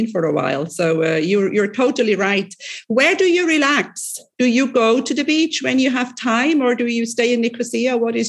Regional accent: Switzerland; I am from Switzerland.

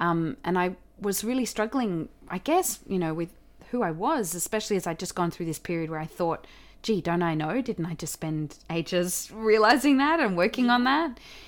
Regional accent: Australia; accent: Australian; I had this audition for Anzac Girls back here in Australia. So I had to relearn my Australian accent.

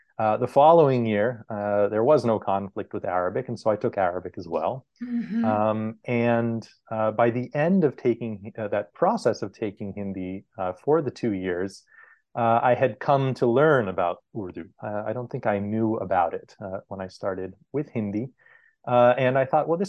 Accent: Southern California, United States; I grew up with in Southern California

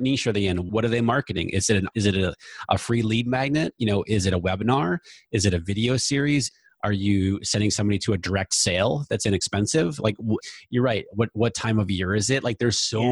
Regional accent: New Hampshire, United States; moved away as an adult; also born or lived in Virginia / West Coast; I grew up in New Hampshire, went away to school in Virginia, so I went away 500 miles from home

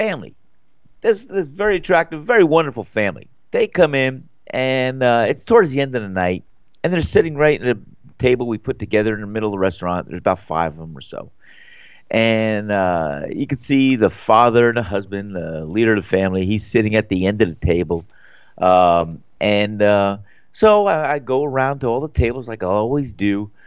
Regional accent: United States; moved away; New York, New Jersey

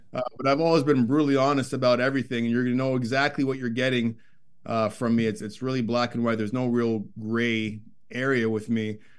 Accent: Toronto, Ontario, Canada; growing up in Scarborough, Ontario, suburb of Toronto

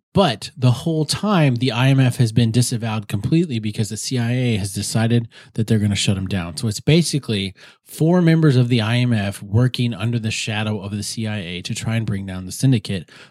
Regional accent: South Dakota, United States; moved away; when I grew up in South Dakota

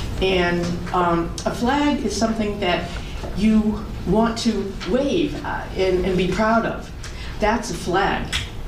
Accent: Massachusetts, United States; Born and raised in Massachusetts, I'm very proud of this state.

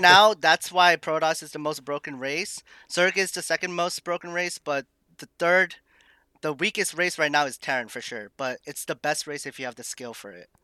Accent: Massachusetts, United States; also born or lived in Maine; I am born and raised in Massachusetts.

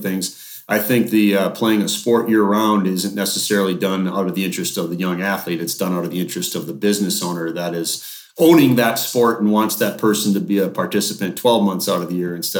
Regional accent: Duluth, Minnesota, United States; I grew up in Duluth, which is up in Northern Minnesota.

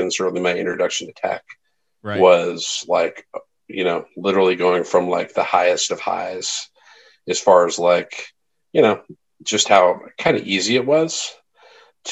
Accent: Bay Area, California, United States; I grew up in the Bay Area. So I grew up out here

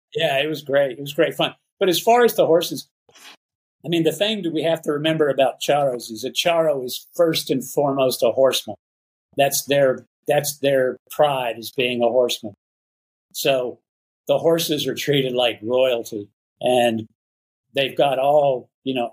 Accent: Dallas, Texas, United States; moved away as an adult; also born or lived in Houston, Texas; now in Nayarit, Mexico; I grew up mostly in the Dallas Fort Worth area.

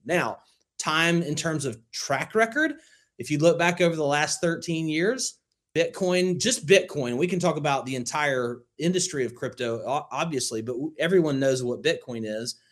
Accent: Northwest rural Alabama, United States; I grew up in Alabama, Northwest, rural Alabama

